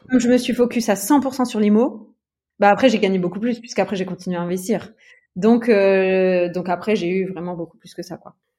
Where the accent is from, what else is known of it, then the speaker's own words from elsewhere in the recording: Metz, Grand Est, France; moved away as an adult; also born or lived in Luxembourg; now in Aix-en-Provence, France; à la base, j'étais de Metz. Ouais. Donc, je vivais à Metz, et euh, donc dans l'Est de la France, et dans le Grand Est